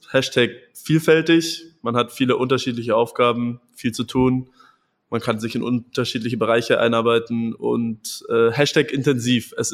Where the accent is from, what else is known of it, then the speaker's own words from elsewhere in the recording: Munich, Bavaria, Germany; Bergis Berliner Humor ist bei mir als Münchner noch nicht ganz angekommen.